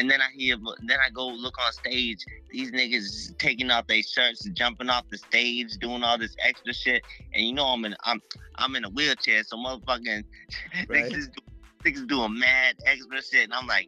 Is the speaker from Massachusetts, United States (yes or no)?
yes; Mashpee, Massachusetts, United States; also born or lived in Mattapan, Boston, Massachusetts; I'm from Massachusetts. Mm-hmm. I grew up in Mashpee, and I grew up a little bit in up there in Mattapan.